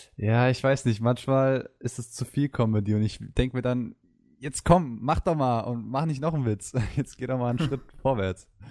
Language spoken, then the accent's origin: German; Mainz, Rhineland-Palatinate, Germany; ich komme aus Mainz, bin 20